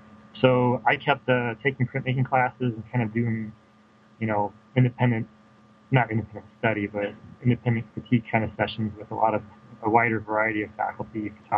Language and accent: English; Moline, Illinois, United States; also born or lived in Chicago, Illinois; I grew up in the Quad Cities. Actually was born in Moline, Illinois. And if you're not familiar, Quad Cities is a metro area that actually spans Iowa and Illinois. It borders the Mississippi River. So yeah, I grew up on the Illinois side